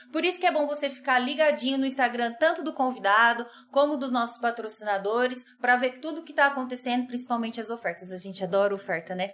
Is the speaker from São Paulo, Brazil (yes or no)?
yes; Dracena, São Paulo, Brazil; eu, de Dracena, interior de São Paulo